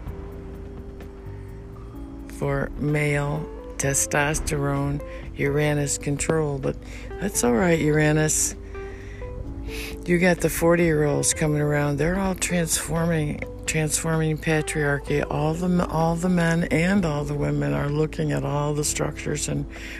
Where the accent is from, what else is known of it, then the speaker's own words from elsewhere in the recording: New York City, New York, United States; moved away; I'm from New York.